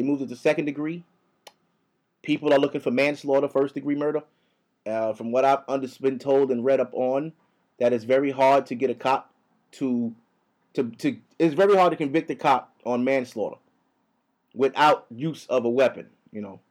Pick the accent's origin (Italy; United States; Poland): United States; now in New York, United States; I'm from here, my nigga. Y'all brung my people here. I was born here